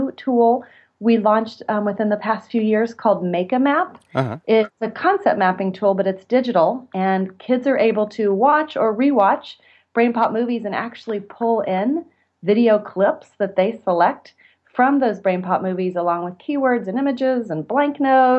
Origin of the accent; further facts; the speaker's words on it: Kansas, United States; also born or lived in Texas; I returned to my home state of Kansas